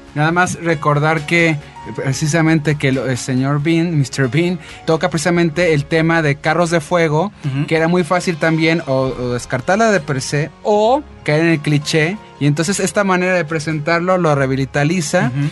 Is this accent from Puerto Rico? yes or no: no; Mexico; nosotros como mexicanos